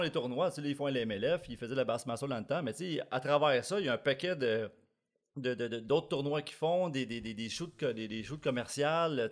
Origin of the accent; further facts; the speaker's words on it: Blainville, Quebec, Canada; also born or lived in Manitoba; je suis pas vraiment d'ici, je viens de Blainville